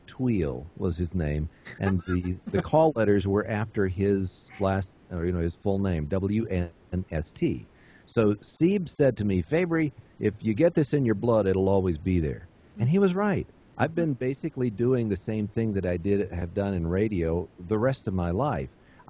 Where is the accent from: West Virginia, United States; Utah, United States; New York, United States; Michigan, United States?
West Virginia, United States; I grew up in West Virginia. I grew up in Dogwood.